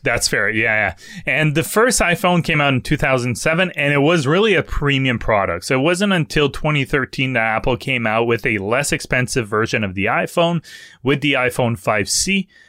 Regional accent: Canada; accent: French; English is a second language; my French accent

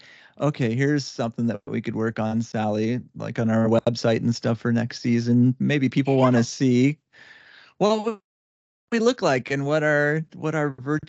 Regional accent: Indiana, United States; accent: Indiana accent; If anybody can't tell from the way that I slur words that I'm from Indiana.

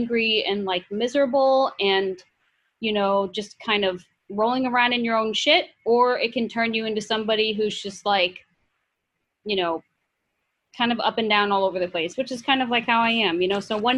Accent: Midwest, United States; now in New York City, United States; And, you know, growing up in the Midwest, you know, I never knew anybody who, you know, was Muslim.

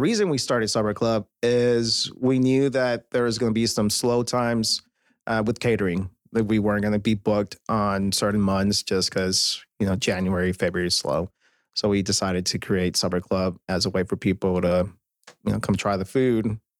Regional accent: Chicago, Illinois, United States; now in Texas, United States; Born and raised.

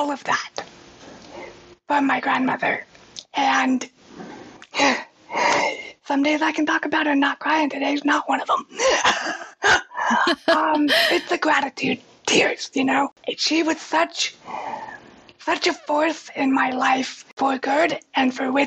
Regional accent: Reno, Nevada, United States; I grew up in Reno, and we have pretty harsh winters there

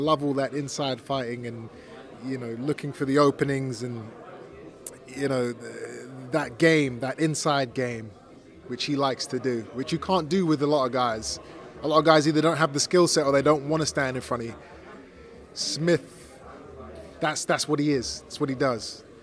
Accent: English and Jamaican, England, United Kingdom; I'm not Mexican. I'm English and Jamaican

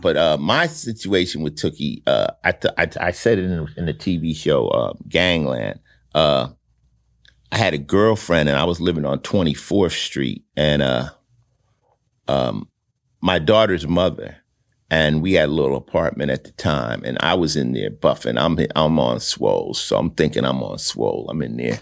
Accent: Summit, New Jersey, United States; born or raised there; moved away; also born or lived in Newark, New Jersey

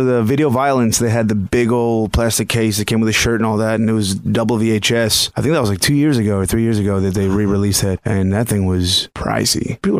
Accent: Miami, Florida, United States; moved away; also born or lived in San Francisco; I grew up in Miami

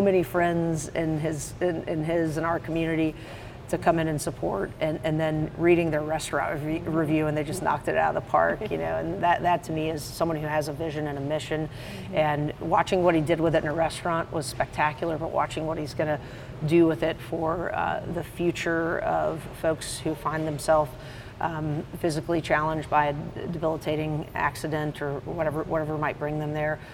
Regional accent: the Piedmont, North Carolina, United States; I grew up in the Piedmont

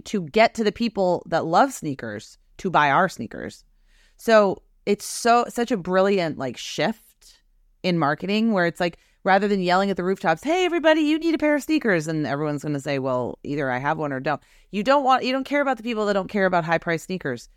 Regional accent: Beverly, Massachusetts, United States; also born or lived in Wenham, Massachusetts; I'm from Beverly, Massachusetts

